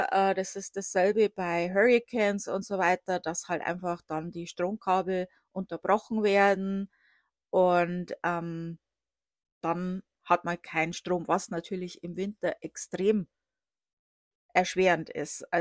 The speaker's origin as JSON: {"language": "German", "region": "Bavaria", "country": "Germany", "tie": "born or raised there", "said": "Also ich komme aus der Oberpfalz. Äh, das wird äh, auch Sibirien Deutschlands genannt."}